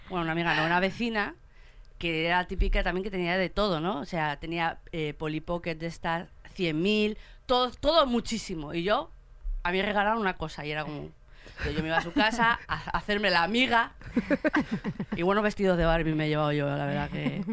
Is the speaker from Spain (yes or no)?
yes; Fuenlabrada, Community of Madrid, Spain; yo que soy de Fuenlabrada